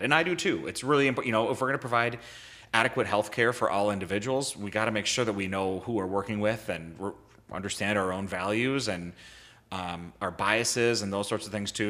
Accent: Bloomington, Minnesota, United States; I grew up in Bloomington, Minnesota

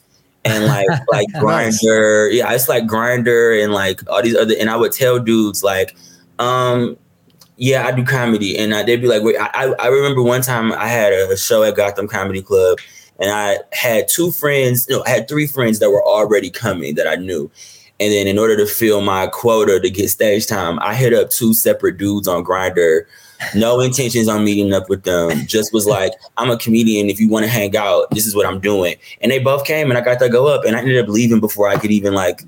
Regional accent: Detroit, Michigan, United States; I'm from Detroit. So entertainment isn't necessarily a career path that is said.

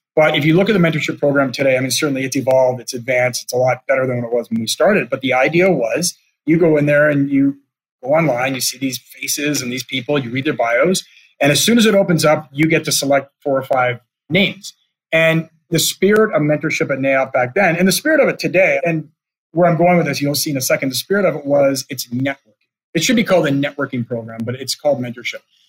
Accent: Canada; as a Canadian

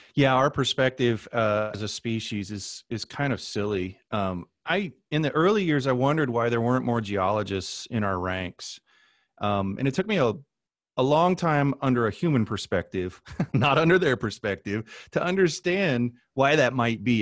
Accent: Midwest, United States; moved away as an adult; also born or lived in Southwest / Albuquerque; I come from the Midwest and we never worry about water

